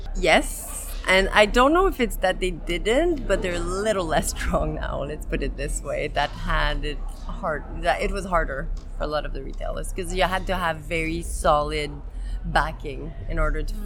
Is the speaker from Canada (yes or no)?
yes; Montreal, Quebec, Canada; I'm from Montreal, Quebec, Canada